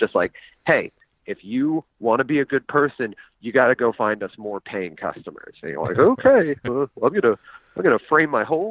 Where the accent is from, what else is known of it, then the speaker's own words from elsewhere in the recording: United States; I'm from America